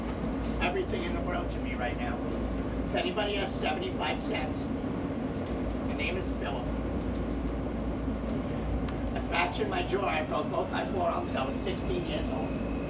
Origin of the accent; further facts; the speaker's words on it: New York City, New York, United States; I was born and raised on Staten Island.